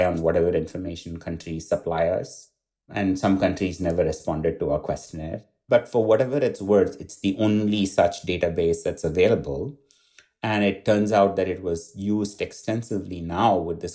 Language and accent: English; India; moved away as an adult; now in Montreal, Canada; As a doctor training growing up in India, I saw a lot of patients with TB